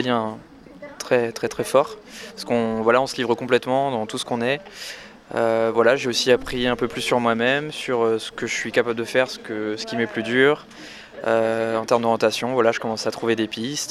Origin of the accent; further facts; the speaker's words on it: Rennes, Brittany, France; moved away; à la base, je viens de Rennes.